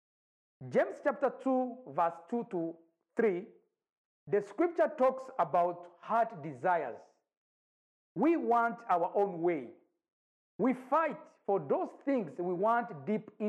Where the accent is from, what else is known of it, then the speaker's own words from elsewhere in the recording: Rwanda; now in Nairobi, Kenya; I'm from Rwanda. I live in Nairobi, Kenya